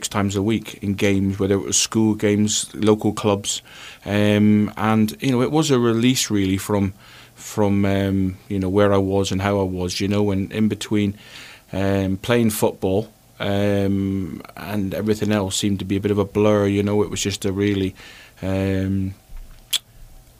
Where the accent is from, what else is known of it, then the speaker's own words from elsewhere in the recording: Plymouth, South West England, United Kingdom; moved away; also born or lived in Scotland; I played for Plymouth, and it was my hometown club